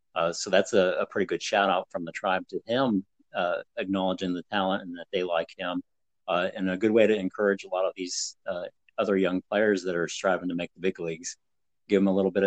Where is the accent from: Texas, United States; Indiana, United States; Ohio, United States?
Ohio, United States; Northeast; born or raised there